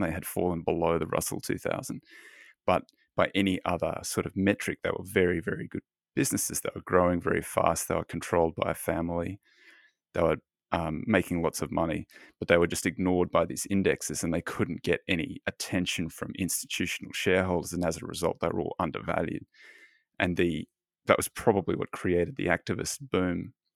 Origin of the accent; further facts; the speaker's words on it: Australia; now in Los Angeles, United States; I'm Australian